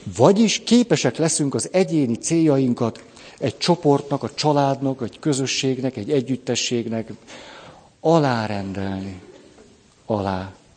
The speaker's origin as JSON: {"language": "Hungarian", "country": "Hungary", "said": "magyarként is ott vagyok"}